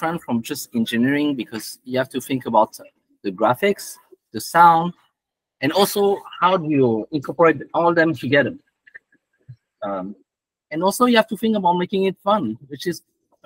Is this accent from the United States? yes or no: no; France; moved away; when I grew up in France in high school